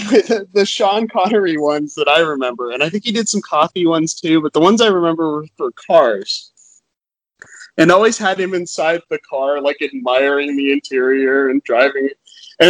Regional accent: Okinawa, Japan; So when I was growing up in Okinawa, Japan, you used to see lots of commercials on Japanese TV that just had American stars in them for no reason.

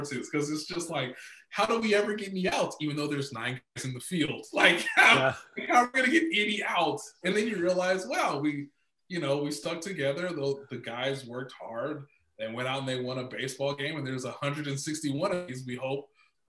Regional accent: Kansas City, United States; I spent many years growing up in Kansas City, where I'm born and raised

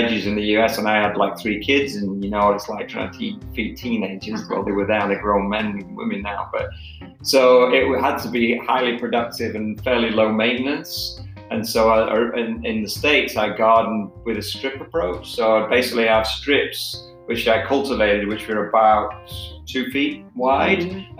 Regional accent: Manchester, North West England, United Kingdom; We had a fairly big garden growing up in Manchester, and I always had my own little side of garden.

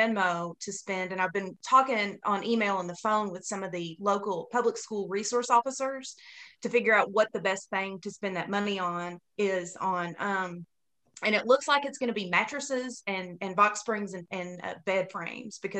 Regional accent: Martin County, Kentucky, United States; moved away; I'm from Martin County

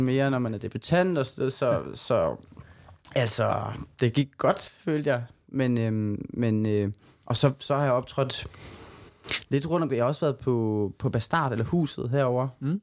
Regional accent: Silkeborg, Central Denmark Region, Denmark; vores egen open mic i Silkeborg, hvor jeg kommer fra.

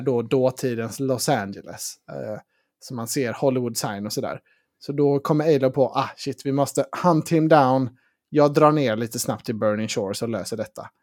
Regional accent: Sweden; vi svenskar

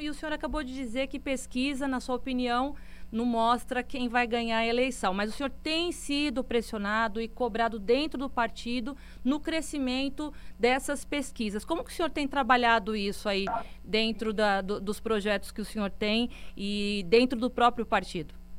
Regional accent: São Paulo, Brazil; moved away as an adult; also born or lived in Ceará; now in Fortaleza, Brazil; minha terra, São Paulo. Já tem 15 anos que eu estou longe aí da minha terrinha

